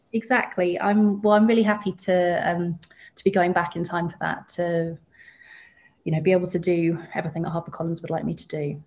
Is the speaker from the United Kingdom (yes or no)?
yes; West Molesey, South East England, United Kingdom; moved away as an adult; also born or lived in Ireland (family); now in Sydney, Australia; so I grew up just outside London um, okay. in a suburb called West Molesey